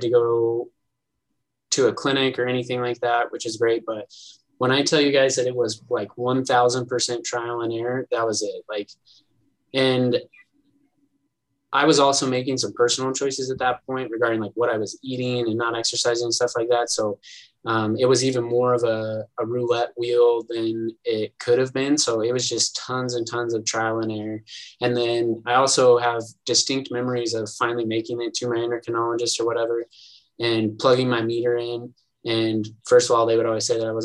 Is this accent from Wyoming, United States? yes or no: yes; Sublette County, Wyoming, United States; moved away; I'm from Sublette County, which is, I think, one of the only counties in the continental United States that doesn't have a hospital.